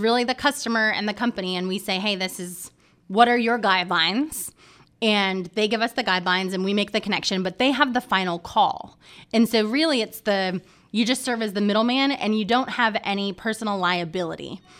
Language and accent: English; Maine, United States; now in Charlotte, United States; I grew up in Maine